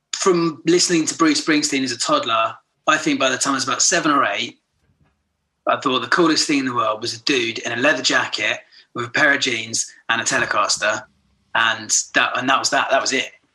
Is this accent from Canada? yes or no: no; Horsham, South East England, United Kingdom; also born or lived in Brighton; grew up in Horsham in Sussex, West Sussex